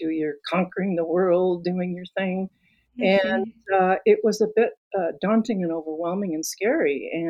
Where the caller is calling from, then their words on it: Santa Fe, New Mexico, United States; I'm a she, her, and I am coming from Santa Fe, New Mexico.